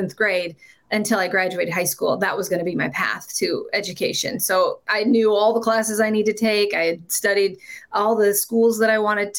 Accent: Iowa, United States; moved away as an adult; also born or lived in South Dakota; now in Minnesota, United States; I was born and bred in Iowa

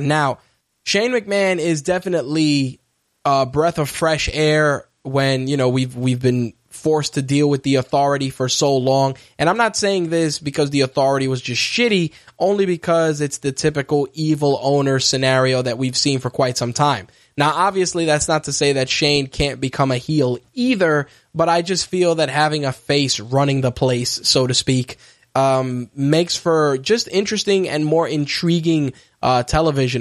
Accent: New York, United States; as a New Yorker

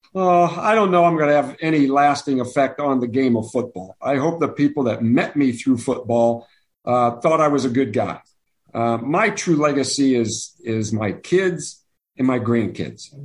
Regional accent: Cleveland area, Ohio, United States; my hometown favorite team

